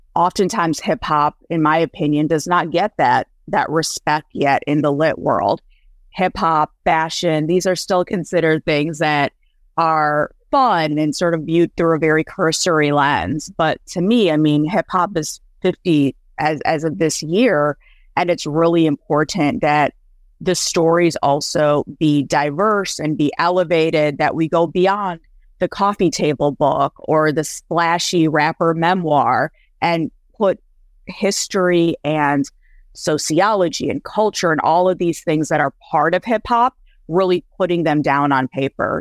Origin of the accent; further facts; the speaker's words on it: Michigan, United States; also born or lived in India; I grew up in a small town in Michigan